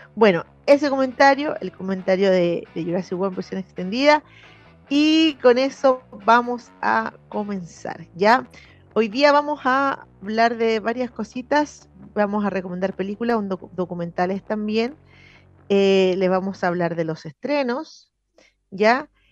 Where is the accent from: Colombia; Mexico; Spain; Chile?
Chile; Santiago, Santiago Metropolitan Region; porque somos de la periferia, porque somos del sur de Santiago